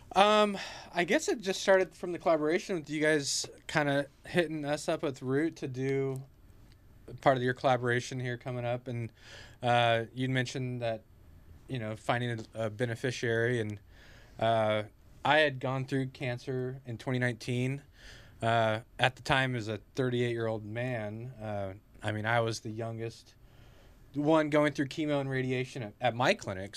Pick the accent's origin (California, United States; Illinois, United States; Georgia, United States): California, United States; Clovis; also born or lived in Fresno, California / Long Beach, California; I grew up in Clovis. I was born in downtown, uh, Fresno community.